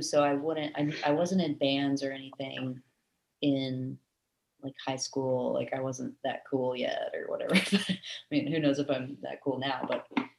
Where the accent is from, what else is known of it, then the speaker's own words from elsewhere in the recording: Raleigh, North Carolina, United States; born there; So I actually am from, I was born in Raleigh, North Carolina. But I moved quite a bit when I was younger, because of my dad's job.